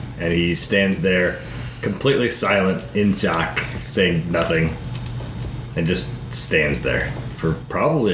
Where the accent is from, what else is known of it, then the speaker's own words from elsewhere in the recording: Midwest, United States; we're from the Midwest